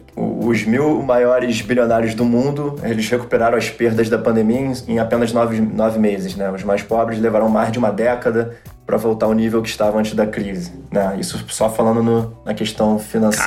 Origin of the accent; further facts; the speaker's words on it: Brazil; nós que somos brasileiros